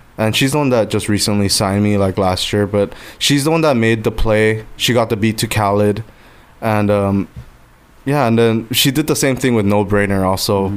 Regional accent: Guam; now in Los Angeles, United States; I live in LA. I'm from Guam

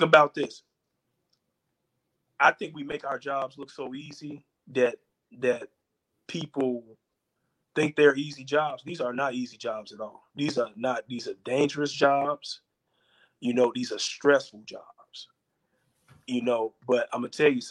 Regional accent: Chicago, Illinois, United States; also born or lived in Tyler, Texas; growing up in North Lawndale

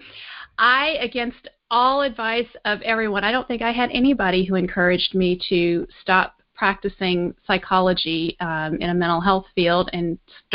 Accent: Alexandria, Louisiana, United States; moved away as an adult; also born or lived in Austin, Texas; I grew up in Alexandria, Louisiana

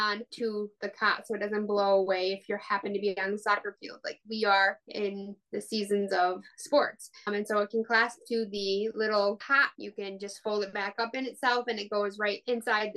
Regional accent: West Michigan, United States; also born or lived in Arkansas; I grew up in West Michigan almost my whole life

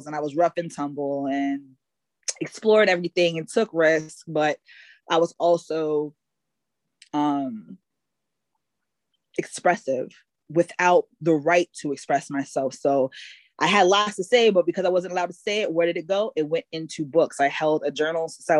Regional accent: Bloomfield, United States; So I grew up in Bloomfield for most of my life. So when I was 10, I lived in Bloomfield, been there until I was 20

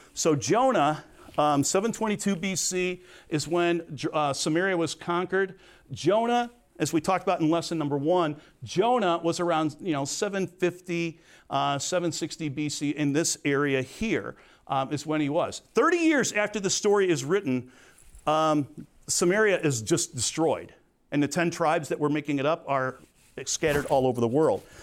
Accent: Crete, Illinois, United States; I'm not from Chicago, I was from Crete

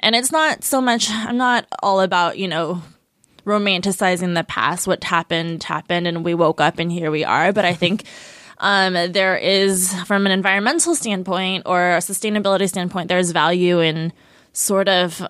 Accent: Taitung County, Taiwan; I'm from Jialulan, which is a tribe in Taidong, and I went there and like hung out in that little village and asked people if they knew of my ancestors

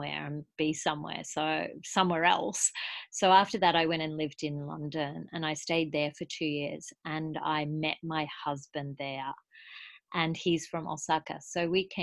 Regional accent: Brisbane, Queensland, Australia; moved away as an adult; now in Japan; I'm from Brisbane, Australia, and I studied industrial design at university there

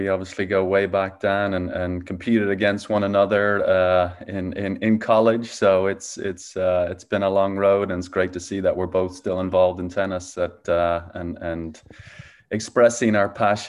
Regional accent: Dublin, Leinster, Ireland; now in Phoenix, United States; Yeah, so I grew up in Dublin, Ireland. I'm now living in Phoenix, Arizona.

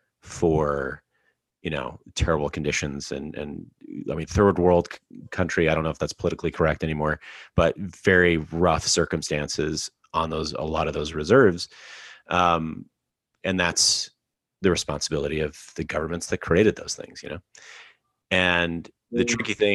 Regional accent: Alberta, Canada; I grew up in Alberta

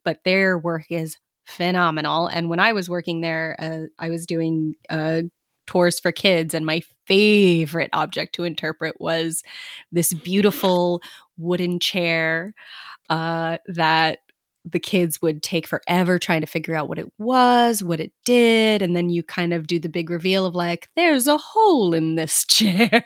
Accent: New York City, New York, United States; I am from Brooklyn

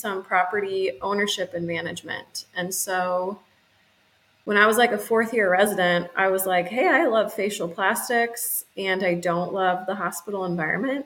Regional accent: Kansas City, United States; also born or lived in Columbia, Missouri; Born and raised in Kansas City

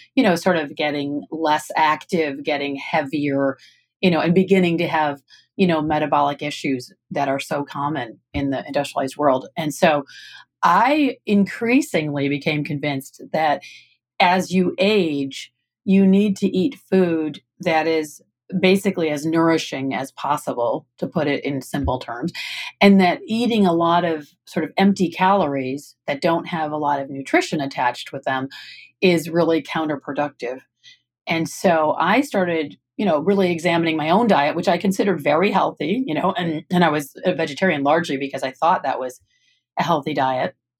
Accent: Michigan, United States; moved away; I'm from Michigan originally

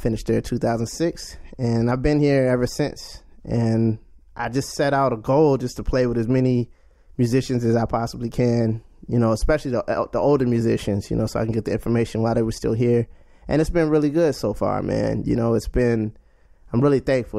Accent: Washington, District of Columbia, United States; also born or lived in Charlotte, North Carolina; I'm from Washington, D C. I was born in Charlotte, North Carolina, but raised in D C.

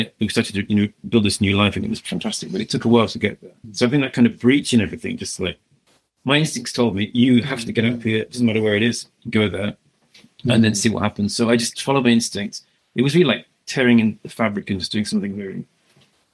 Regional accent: Solihull, West Midlands, United Kingdom; I'm from Birmingham, Solihull.

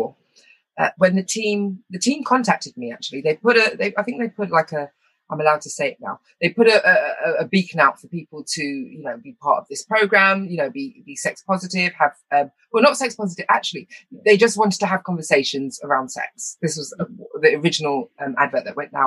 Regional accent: United Kingdom; also born or lived in Wales; I was raised here in England and in Wales

